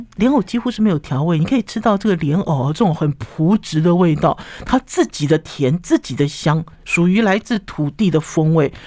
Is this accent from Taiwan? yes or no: yes; Taiwan; 我们台湾人好喜欢吃这个台南的这个温体牛肉